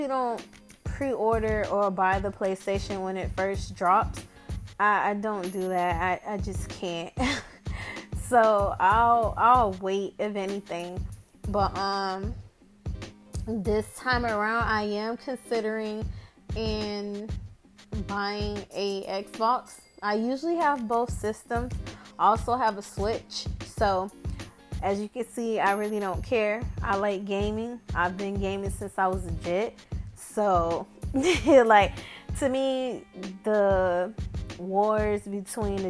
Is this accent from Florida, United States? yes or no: yes; Miami, Florida, United States; I'm from Miami